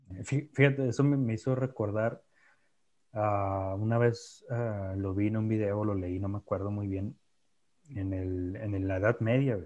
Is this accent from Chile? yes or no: no; Mexico; somos mexicanos